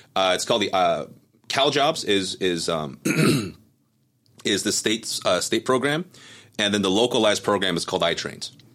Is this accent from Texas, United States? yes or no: no; Cerritos, California, United States; also born or lived in Taiwan / Monterey Park, California; Grew up in Monterey Park, came here, uh, came to, to Cerritos actually. Grew up in Cerritos